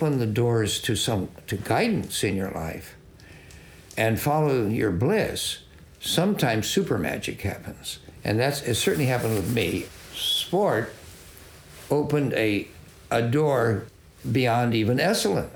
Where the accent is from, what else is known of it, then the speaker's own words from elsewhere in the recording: Salinas, California, United States; I grew up with him in Salinas, Glen Albaugh, and he and I were on the Salinas High golf team